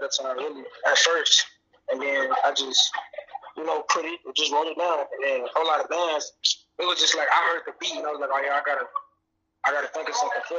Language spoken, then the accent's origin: English; North Park, Alabama, United States; also born or lived in Oklahoma; I'm originally from Oklahoma, because I was only born, but I was basically raised in North Park, Alabama.